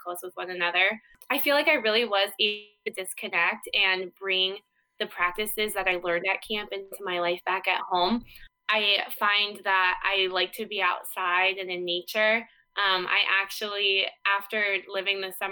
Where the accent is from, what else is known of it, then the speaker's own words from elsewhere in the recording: Iowa, United States; small town Iowa girl ended up in California on the lake